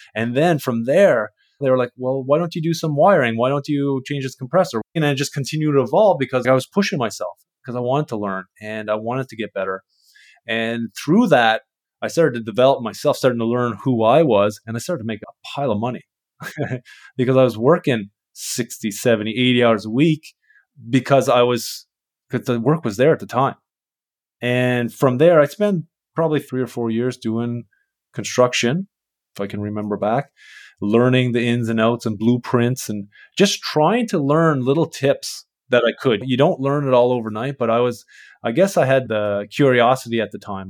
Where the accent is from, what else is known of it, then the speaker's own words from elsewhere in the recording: Canada; I'm from Canada. I'm a refrigeration mechanic